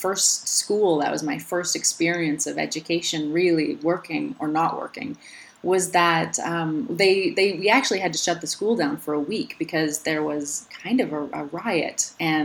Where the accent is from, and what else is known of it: Alberta, Canada; born or raised there; now in Slovenia